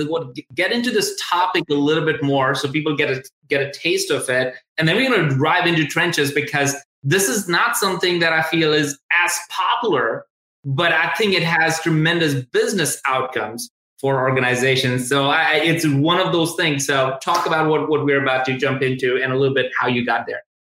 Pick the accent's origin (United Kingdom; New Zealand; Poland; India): India; moved away as an adult; also born or lived in Tuscaloosa, Alabama, United States; I'm originally from India, and I came directly to University of Alabama, Tuscaloosa.